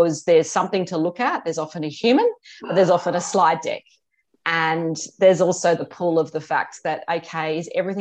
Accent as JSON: {"language": "English", "country": "Australia", "also_born_or_lived": "Hong Kong / London", "said": "worked in Hong Kong and London, and came back to Australia about 20 odd years ago"}